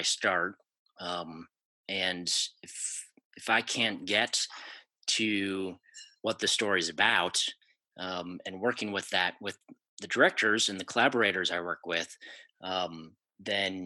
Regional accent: Wisconsin, United States; growing up in Wisconsin

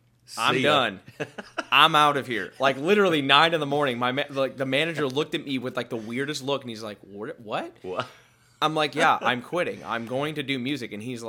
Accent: Connecticut, United States; So, well, I'm originally from Connecticut. I wasn't born here.

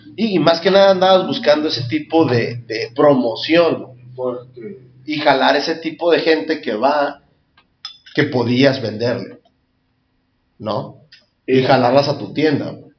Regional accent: Tijuana, Baja California, Mexico; crecer aquí en Tijuana San Diego

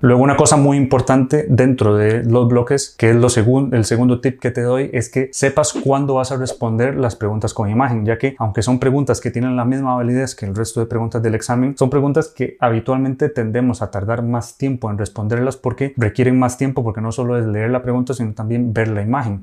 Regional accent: Costa Rica; moved away as an adult; now in Spain; soy médico de Costa Rica, actualmente terminando la residencia en urología aquí en España

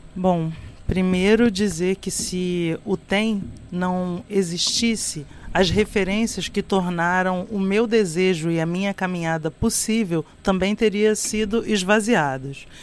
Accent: Baixada Fluminense, Rio de Janeiro, Brazil; eu venho da Baixada Fluminense, do Corte 8, um lugar onde eu não tinha acesso à arte

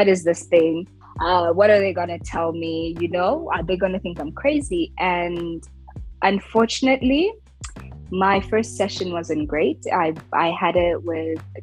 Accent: Rwanda; also born or lived in United States; I'm also African, I'm also a woman, I'm also from Rwanda.

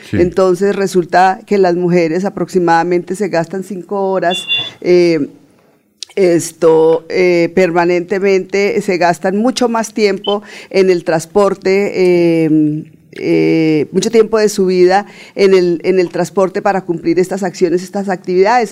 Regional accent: Puente Nacional, Santander, Colombia; born or raised there

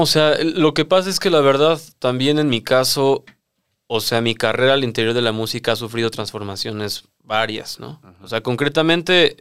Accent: Mexico City, Mexico; yo soy de la Ciudad de México, de esa parte sureña de la cual hablas

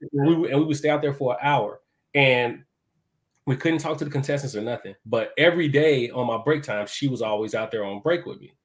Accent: Chicago, Illinois, United States; moved away as an adult; now in Atlanta, United States; I'm originally from Chicago, uh, born That's and raised West Side.

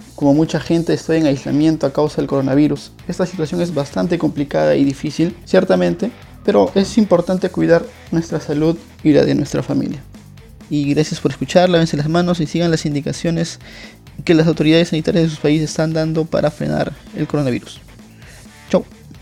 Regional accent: Peru; soy peruano

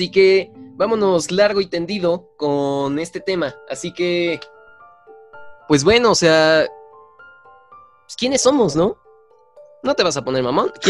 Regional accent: Tultepec, State of Mexico, Mexico; yo, crecí en Tultepec y pues veo explosiones todo el tiempo.

